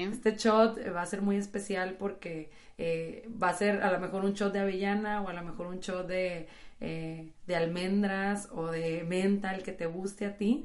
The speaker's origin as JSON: {"language": "Spanish", "town": "Monterrey", "region": "Nuevo León", "country": "Mexico", "said": "como buenas regias"}